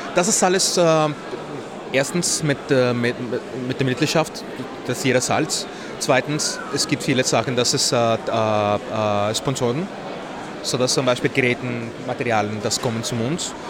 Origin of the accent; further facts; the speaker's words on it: Mexico; German is a second language; moved away as an adult; now in Vienna, Austria; ich komme aus Mexiko. Ich habe seit zwölf Jahren nach Wien äh, gekommen